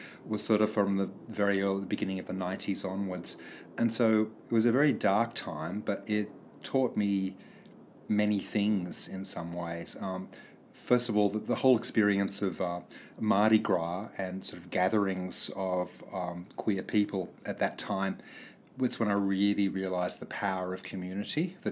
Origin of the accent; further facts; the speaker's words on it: New South Wales, Australia; I grew up in New South Wales